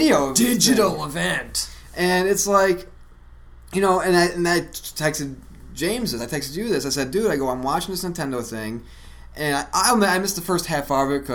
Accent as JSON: {"language": "English", "town": "Syracuse", "region": "New York", "country": "United States", "tie": "born or raised there", "also_born_or_lived": "Los Angeles, California", "moved": "yes", "said": "my hometown, Syracuse, New York."}